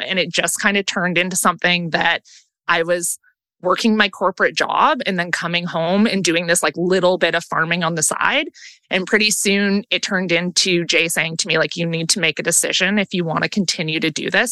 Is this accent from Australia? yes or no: no; Langley, British Columbia, Canada; also born or lived in Vancouver; I was born and raised in Langley